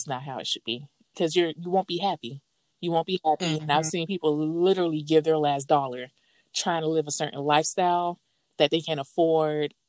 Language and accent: English; the South, United States; I'm from the South